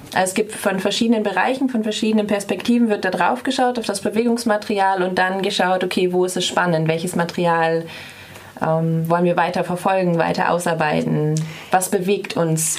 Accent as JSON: {"language": "German", "region": "Bremen", "country": "Germany", "moved": "as an adult", "lives_now": "Freiburg, Germany", "said": "Ich komme ursprünglich aus, ein, aus Bremen, quasi ganz Norddeutschland"}